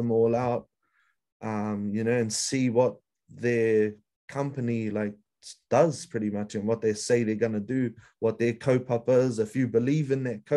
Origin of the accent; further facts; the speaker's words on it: East Coast, Gisborne, New Zealand; moved away as an adult; also born or lived in Northland, New Zealand / Australia / Kaitaia, New Zealand; now in Auckland, New Zealand; I was born up north. My mum's from up there. I was brought up on the East Coast.